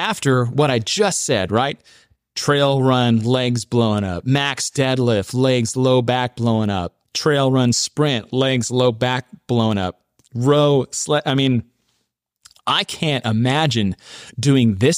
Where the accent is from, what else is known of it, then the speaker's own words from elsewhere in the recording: Texas, United States; my home state of Texas